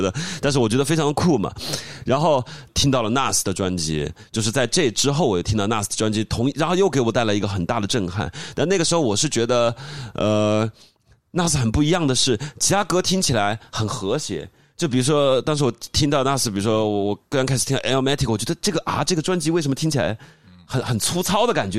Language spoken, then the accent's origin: Chinese; Guangyuan, Sichuan, China; moved away; 在我老家的镇上，保伦镇上